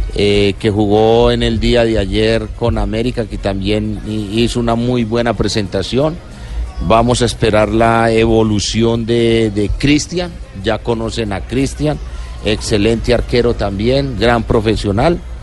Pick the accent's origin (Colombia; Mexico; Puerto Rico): Colombia; como colombiano